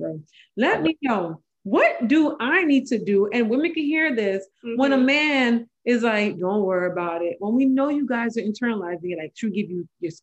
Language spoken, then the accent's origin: English; Jamaica; I am Jamaican